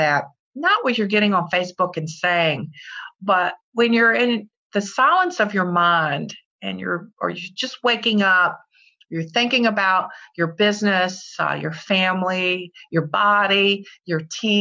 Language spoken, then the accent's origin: English; Virginia, United States; I'm from Virginia